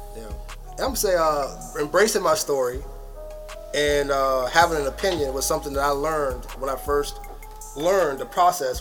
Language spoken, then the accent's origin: English; United States; I was born and raised, or born in America